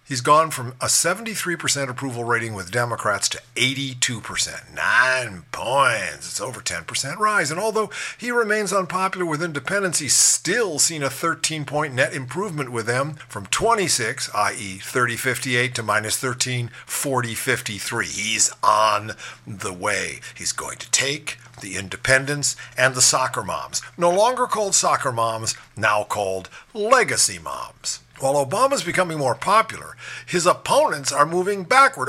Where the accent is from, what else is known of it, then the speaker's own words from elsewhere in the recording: Ohio, United States; the crucial swing state of Ohio, my home state